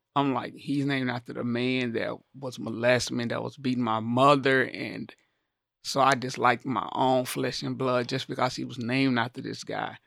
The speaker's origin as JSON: {"language": "English", "region": "the South", "country": "United States", "tie": "born or raised there", "said": "growing up in the South, I played with a lot of my male cousins outside"}